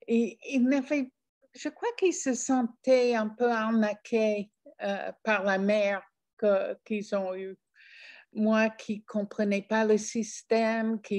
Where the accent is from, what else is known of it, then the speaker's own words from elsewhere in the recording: France; quand je dis je suis française et je montre, je suis prête à montrer ma carte d'identité